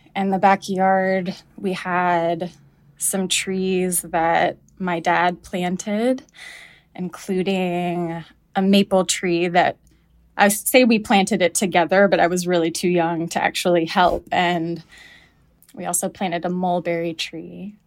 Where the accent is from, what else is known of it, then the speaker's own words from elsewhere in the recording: the South, United States; moved away; when I moved away from the South